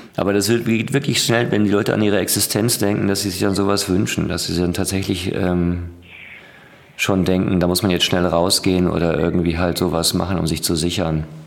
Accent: Ruhr area, North Rhine-Westphalia, Germany; also born or lived in Düsseldorf; ich komme aus dem Ruhrgebiet

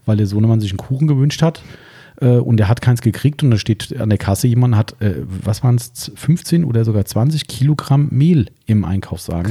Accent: Hesse, Germany; bei uns in Hessen

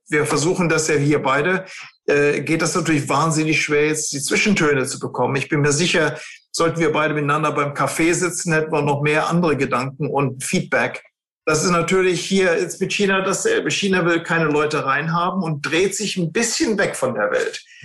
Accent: Germany; wir sind ja Deutsche

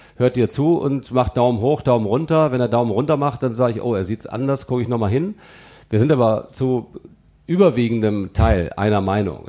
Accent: Melle, Lower Saxony, Germany; moved away as an adult; also born or lived in Celle; now in Cologne, Germany; Melle liegt bei Osnabrück, ja. da bin ich groß geworden

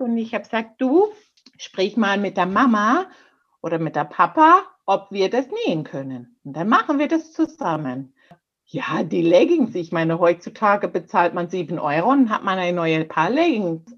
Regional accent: Canada; German is a second language; now in Germany; bei mir auf der kleinen Insel, wo ich groß geworden bin

